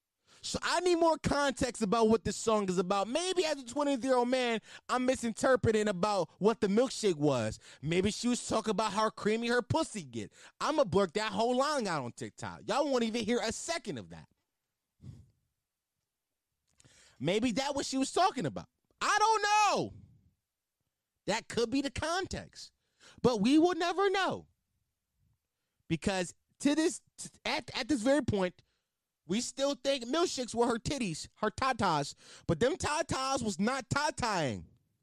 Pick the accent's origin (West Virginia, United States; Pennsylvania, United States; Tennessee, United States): Pennsylvania, United States; Philadelphia; Also, they called me … because I'm from Philly.